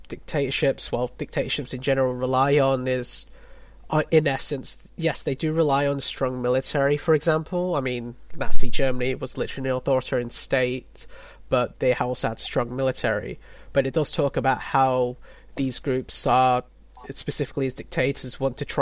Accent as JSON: {"language": "English", "country": "Philippines", "said": "I'm a Filipino"}